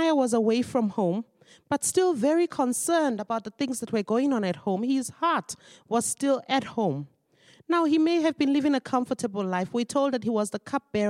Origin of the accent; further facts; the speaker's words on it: Nigeria; moved away as an adult; now in South Africa; I am originally a Nigerian, and I've lived in South Africa for 20 years.